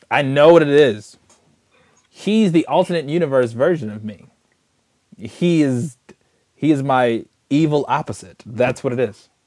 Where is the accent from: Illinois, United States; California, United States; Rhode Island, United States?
Illinois, United States; Chicago; I'm from Chicago.